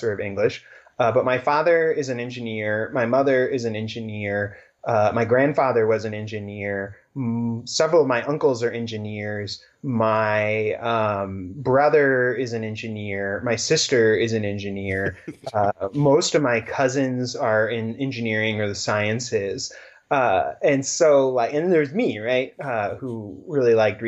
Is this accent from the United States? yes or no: yes; Cincinnati, Ohio, United States; I grew up in Cincinnati